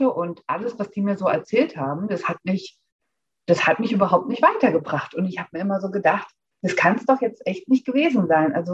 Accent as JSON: {"language": "German", "region": "Hesse", "country": "Germany", "said": "Ich bin 41 Jahre alt, alleinerziehende Mama aus der Nähe von Frankfurt"}